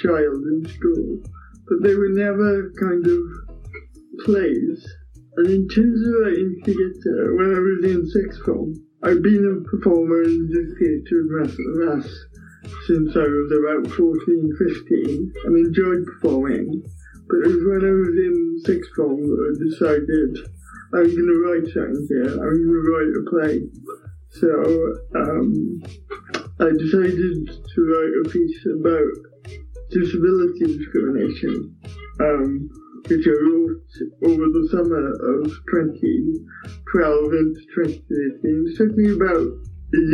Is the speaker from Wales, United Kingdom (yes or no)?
yes; Port Talbot, Wales, United Kingdom; I'm from Port Talbot